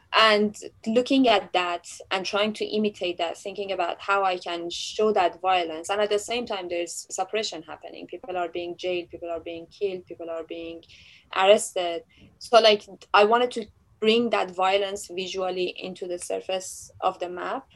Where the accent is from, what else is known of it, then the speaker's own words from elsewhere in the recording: Tehran, Tehran Province, Iran; moved away; I was born in Tehran, Iran